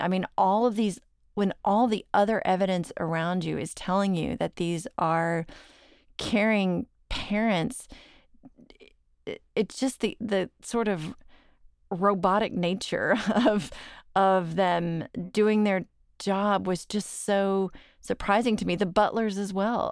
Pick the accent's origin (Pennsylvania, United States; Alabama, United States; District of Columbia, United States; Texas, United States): Texas, United States; Dallas; I'm from Dallas